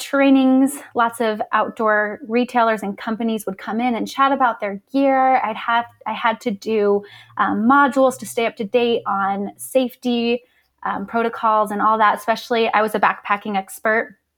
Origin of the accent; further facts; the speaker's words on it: Las Vegas, Nevada, United States; moved away as an adult; now in Utah, United States; I'm originally from Las Vegas. And then when I was eighteen, I moved out to Utah for college.